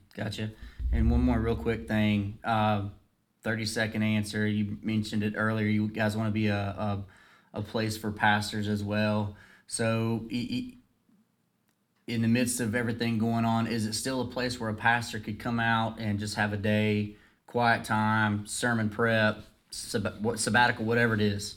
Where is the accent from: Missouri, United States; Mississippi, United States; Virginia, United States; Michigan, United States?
Virginia, United States; Dublin; growing up in Dublin